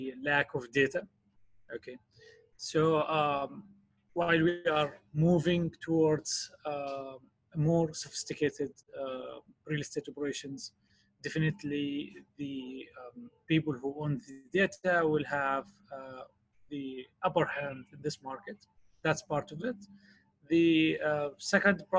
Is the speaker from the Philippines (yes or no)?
no; Palestine; from my home country in Palestine